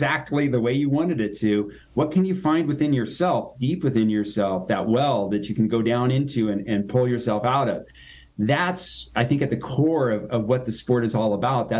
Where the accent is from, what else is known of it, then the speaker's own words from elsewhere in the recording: Reno, Nevada, United States; my hometown here, Reno, Nevada